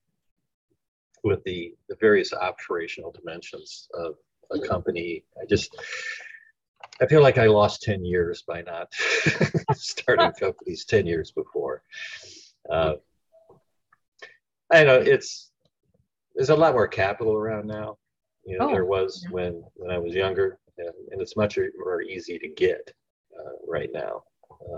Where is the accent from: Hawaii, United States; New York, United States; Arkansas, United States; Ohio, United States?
Ohio, United States; moved away; also born or lived in West Coast; I was born in the Rust Belt in Ohio, and then relocated to the West Coast